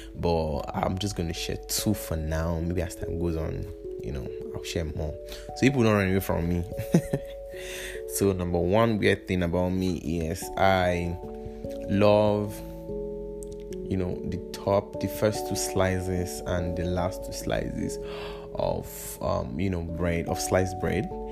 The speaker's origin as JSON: {"language": "English", "town": "Kaduna", "region": "Kaduna State", "country": "Nigeria", "tie": "born or raised there", "also_born_or_lived": "Kwara State", "said": "I was born and brought up in Kaduna, and funny enough, I'm also from the North Kwara State to be precise. So I'm a full blown northerner."}